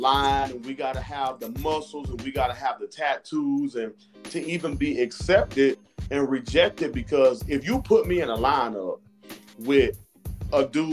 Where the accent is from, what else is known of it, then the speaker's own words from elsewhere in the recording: Florida, United States; now in Georgia, United States; I'm from Florida, so I would go home and visit